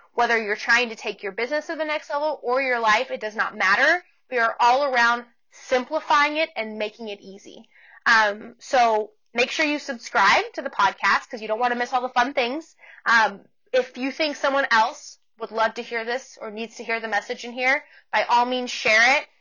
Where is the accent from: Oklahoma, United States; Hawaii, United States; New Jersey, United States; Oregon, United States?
Oregon, United States; Portland; moved away as an adult; also born or lived in Canyon, Texas; now in Amarillo, United States; I'm originally from the Portland, Oregon area um, in the States. And I grew up there and then I moved to Texas when I was going to college